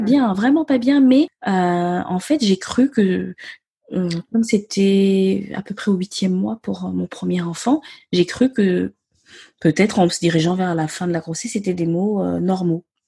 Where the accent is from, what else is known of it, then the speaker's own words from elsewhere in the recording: Gabon; first language Myene; French is a second language; moved away as an adult; now in France; je suis née et j'ai grandi au Gabon. Euh, je suis venue m'installer en France à mes dix-huit ans pour mes études supérieures